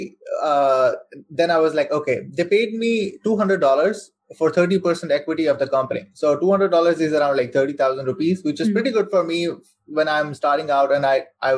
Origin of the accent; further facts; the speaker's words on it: Saudi Arabia; I'm born and raised in Saudi Arabia. So I spent my whole life over there.